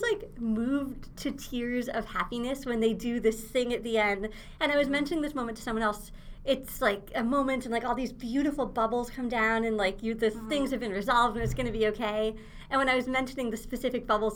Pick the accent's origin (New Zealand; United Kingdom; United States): United States; Ithaca, New York; I am from Ithaca, New York, which is the home of the Hangar Theater